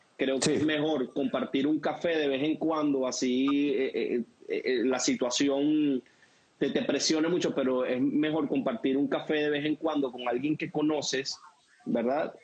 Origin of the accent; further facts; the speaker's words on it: Venezuela; como venezolanos